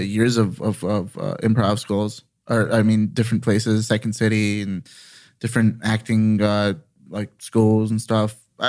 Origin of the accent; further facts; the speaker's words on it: Glendale, California, United States; I grew up in Glendale.